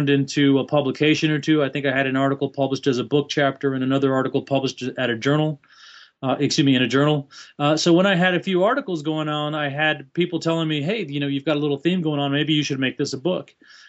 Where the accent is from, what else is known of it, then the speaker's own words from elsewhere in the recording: El Paso, Texas, United States; Long story, but born and raised in El Paso, Texas, West Texas, Mexican-American by culture and background. Essentially born and raised in El Paso, Texas, although I did travel as a young adult.